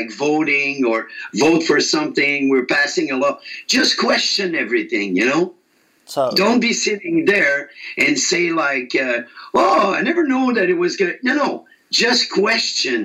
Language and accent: English; Quebec, Canada; I'm from Quebec, Canada, which we're French-speaking.